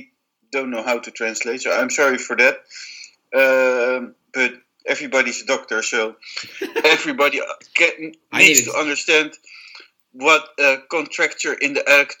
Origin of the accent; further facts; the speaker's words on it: Netherlands; English is a second language; now in Spain; I'm Spanish, born in Spain. I lived almost my entire life in Holland.